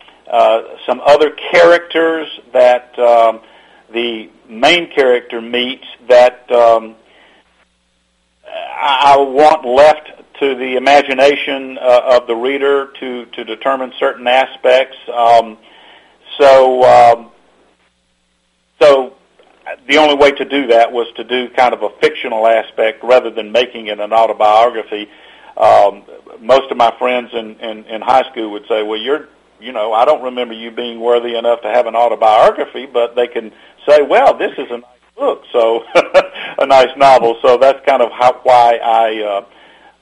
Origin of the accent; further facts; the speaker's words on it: Atlanta, Georgia, United States; I grew up, for those who may be familiar with the Atlanta area at all, I grew up on Memorial Drive